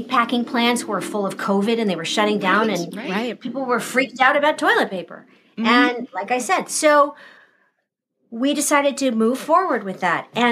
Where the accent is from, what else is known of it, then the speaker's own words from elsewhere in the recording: Southern California, United States; moved away; I grew up in Southern California.